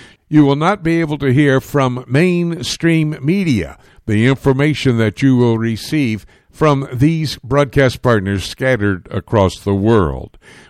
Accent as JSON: {"language": "English", "town": "Miami", "region": "Florida", "country": "United States", "tie": "born or raised there", "said": "That's my home state as well, Judy and I, born and raised in Miami, so we love the state of Florida."}